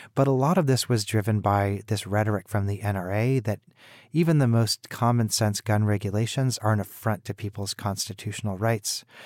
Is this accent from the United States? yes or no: yes; Kansas City, Missouri, United States; I myself am from Missouri. I grew up in Kansas City